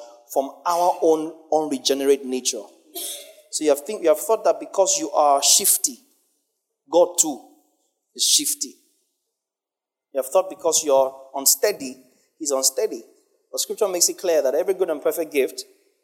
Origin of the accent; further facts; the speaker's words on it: Nigeria; especially as a Nigerian.